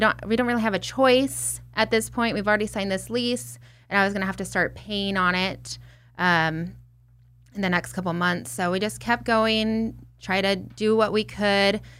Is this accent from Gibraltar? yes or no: no; Redlands, California, United States; my hometown, Redlands, California